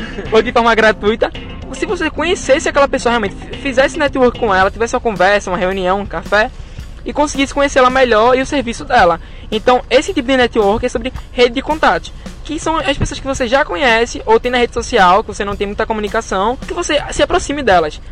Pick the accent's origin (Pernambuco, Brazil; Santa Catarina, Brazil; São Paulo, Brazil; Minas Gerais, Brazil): Pernambuco, Brazil; Camaragibe; eu de Camaragibe